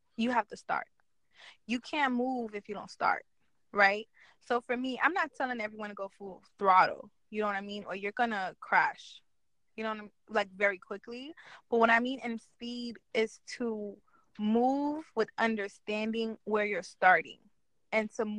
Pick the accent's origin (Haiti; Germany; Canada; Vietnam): Haiti; now in New York, United States; I'm from Haiti. I live in New York.